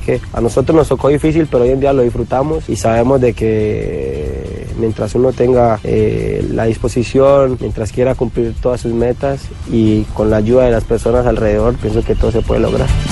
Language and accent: Spanish; Colombia; moved away; Soy un colombiano más